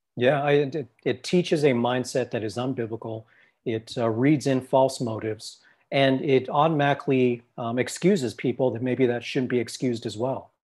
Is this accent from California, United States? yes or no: yes; Los Angeles, California, United States; I come from a Thai background, and I grew up in Los Angeles